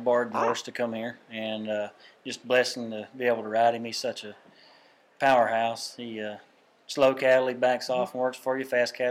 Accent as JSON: {"language": "English", "town": "Carthage", "region": "Texas", "country": "United States", "said": "And I'm from Carthage, Texas."}